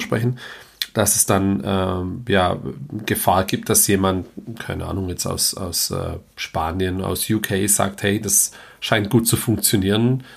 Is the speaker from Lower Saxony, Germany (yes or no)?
no; Heilbronn, Baden-Württemberg, Germany; komme ich selber auch aus Heilbronn